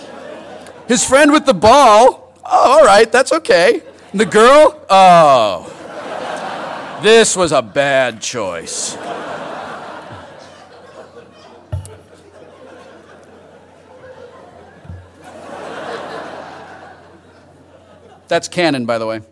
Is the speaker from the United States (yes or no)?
yes; Los Angeles, California, United States; born or raised there